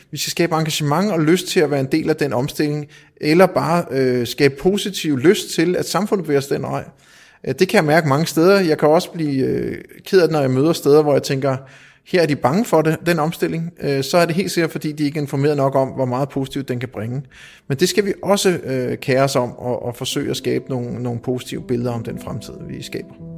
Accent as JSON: {"language": "Danish", "country": "Denmark", "said": "Som dansker"}